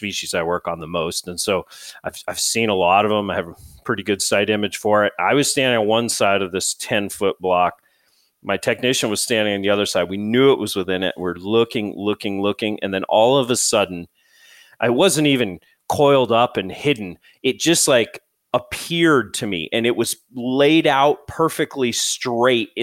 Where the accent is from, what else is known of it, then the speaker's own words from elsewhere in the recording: New England, United States; growing up in New England